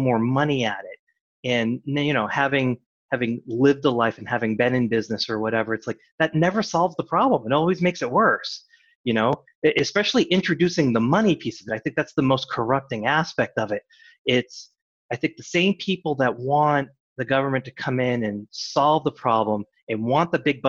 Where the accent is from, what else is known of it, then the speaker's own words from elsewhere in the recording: Massachusetts, United States; I grew up in Massachusetts